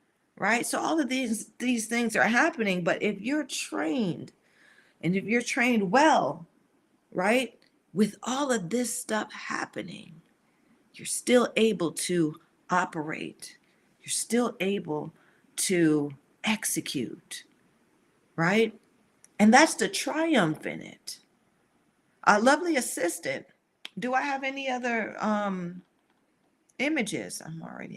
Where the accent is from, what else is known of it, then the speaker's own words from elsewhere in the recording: the South, United States; I grew up in the South